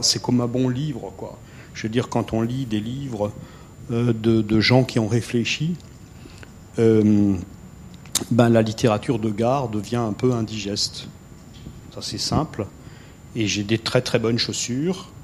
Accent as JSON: {"language": "French", "area": "Alsace", "region": "Grand Est", "country": "France", "said": "je suis Alsacien, ce qui n'est pas forcément une tare absolue. Euh, je suis très attaché à mon pays"}